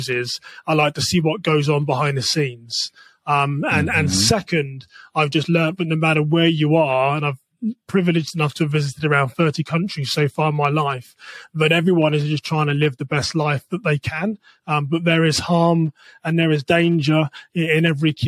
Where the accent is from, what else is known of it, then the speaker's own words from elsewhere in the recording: England, United Kingdom; moved away as an adult; now in United States; I'm from England